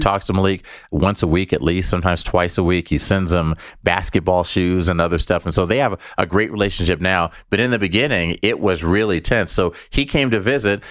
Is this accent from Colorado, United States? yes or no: yes; Denver, Colorado, United States; We're from Denver.